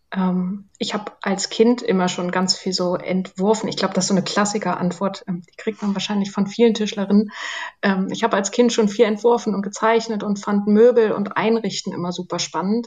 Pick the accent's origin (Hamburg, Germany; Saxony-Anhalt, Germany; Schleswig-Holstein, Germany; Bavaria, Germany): Saxony-Anhalt, Germany; Zerbst; also born or lived in Wolfen; now in Berlin, Germany; Wir sind dann nach Zerbst gezogen, da war ich vier, fünf Jahre alt